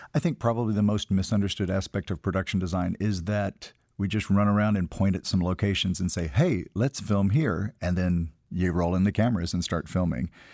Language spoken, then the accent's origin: English; Tennessee, United States; moved away; We grew up in Tennessee calling a frog strangler